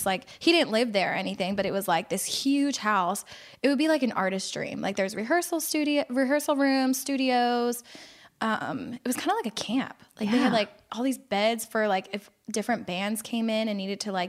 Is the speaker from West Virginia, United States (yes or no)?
no; Philadelphia, Pennsylvania, United States; now in Orlando, United States